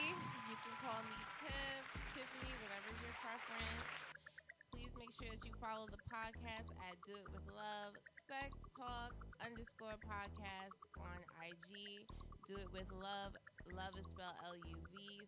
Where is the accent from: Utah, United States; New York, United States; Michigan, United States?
New York, United States; New York City; also born or lived in Brownsville, Brooklyn / Queens; Yes, I'm from New York. Originally, I'm from New York, And I like to say I'm from Brooklyn and Queens because I was born in Brownsville. Born in the Ville.